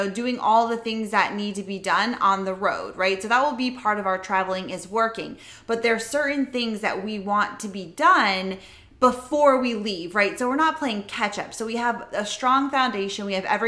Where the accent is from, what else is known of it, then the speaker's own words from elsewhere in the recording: Palm Coast, Florida, United States; moved away; we're currently in Florida, in my hometown in Palm Coast, where I actually grew up